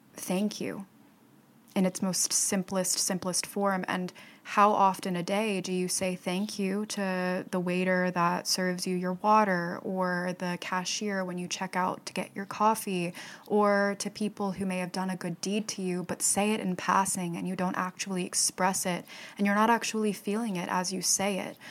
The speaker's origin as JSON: {"language": "English", "town": "Fort Myers", "region": "Florida", "country": "United States", "tie": "born or raised there", "said": "my hometown of Fort Myers, Florida"}